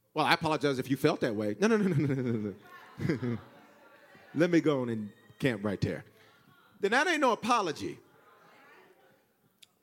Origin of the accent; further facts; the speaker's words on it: the South, United States; now in Denver, United States; I'm from the South